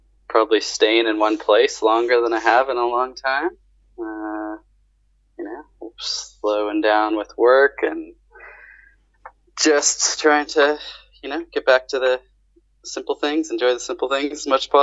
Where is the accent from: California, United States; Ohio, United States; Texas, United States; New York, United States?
California, United States; Southern Orange County; now in Australia; I grew up in Southern Orange County, which is like south